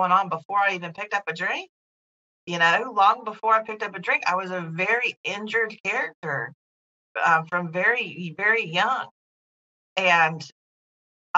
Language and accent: English; North Carolina, United States; also born or lived in California; I was born and raised in North Carolina